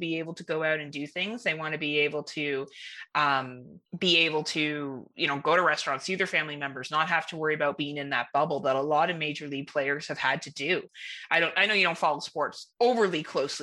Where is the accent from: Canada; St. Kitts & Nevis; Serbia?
Canada